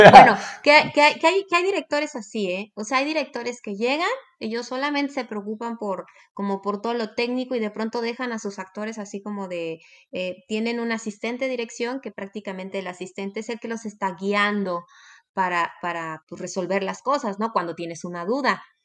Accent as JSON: {"language": "Spanish", "country": "Mexico"}